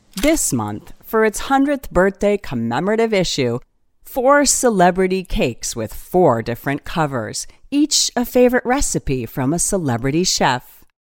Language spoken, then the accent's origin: English; Northern Ireland, United Kingdom; I come from Northern Ireland